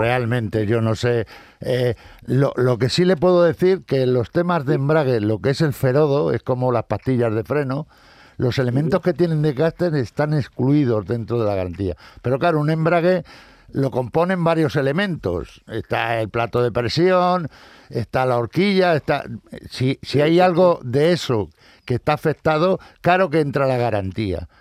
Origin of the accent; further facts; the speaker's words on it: Madrid, Community of Madrid, Spain; soy madrileño igual que tú